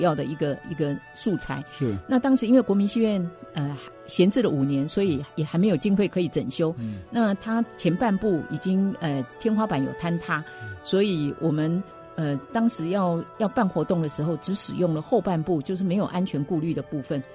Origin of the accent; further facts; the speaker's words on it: Hsinchu, Taiwan; 我们新竹人自己出资